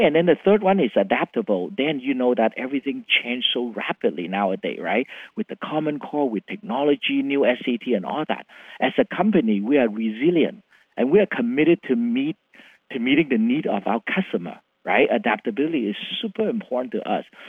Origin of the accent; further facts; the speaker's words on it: Vietnam; English is a second language; moved away as an adult; also born or lived in Philippines / Canada; now in Seattle, United States; born in Vietnam